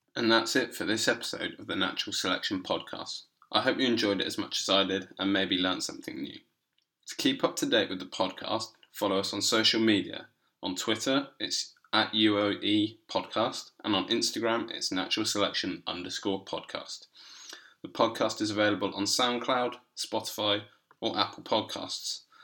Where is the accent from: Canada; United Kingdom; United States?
United Kingdom; Berkshire, South East England; I come from Berkshire